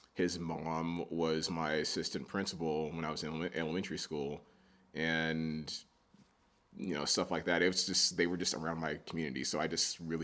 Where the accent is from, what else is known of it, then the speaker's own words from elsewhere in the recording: Abilene, Texas, United States; also born or lived in San Angelo, Texas; I grew up in Abilene, Texas.